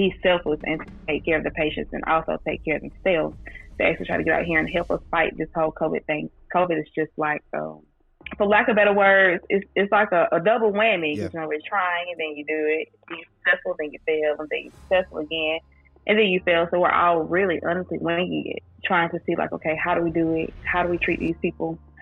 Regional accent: Fort Valley, Georgia, United States; I'm from Fort Valley, born and raised in Fort Valley, went to school through Fort Valley

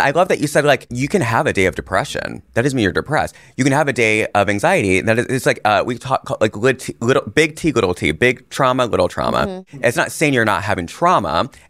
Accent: India; Like Gore and I grew up in India.

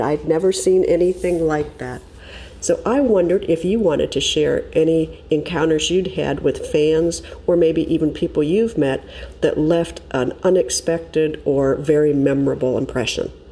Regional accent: Watkins Glen, New York, United States; now in Ormond Beach, United States; I grew up in Watkins Glen, home of the original United States Grand Prix

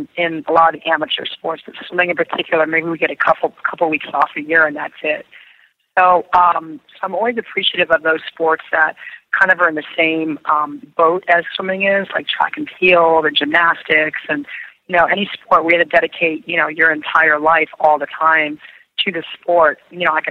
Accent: Beverly Hills, California, United States; also born or lived in Massachusetts; now in Florida, United States; I grew up in Beverly Hills

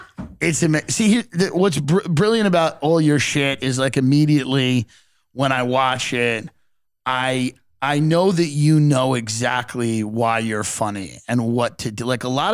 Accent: Long Island, New York, United States; I'm from Long Island.

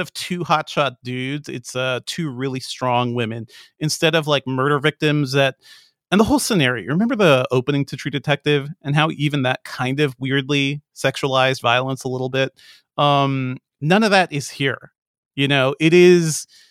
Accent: Hartford, Connecticut, United States; moved away; also born or lived in Amherst, Massachusetts; I grew up in Hartford, Connecticut

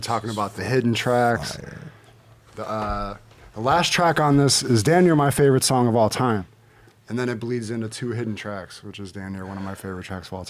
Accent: Buffalo, New York, United States; Straight out of Buffalo, New York, my hometown.

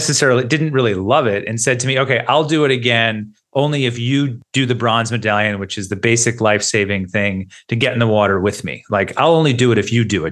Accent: United States; moved away as an adult; now in Australia; as a journalist and as an American

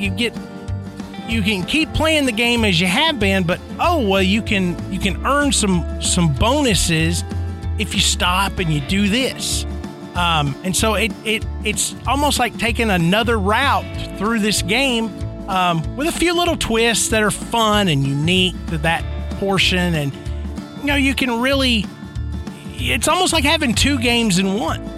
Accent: Tennessee, United States; growing up in Tennessee

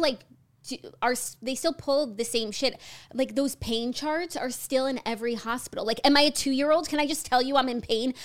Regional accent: United States; as an American with American standards

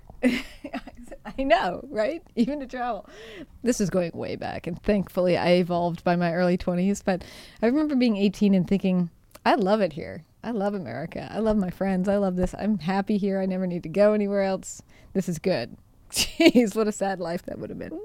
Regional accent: Seattle, Washington, United States; moved away as an adult; now in Italy; I'm from Seattle

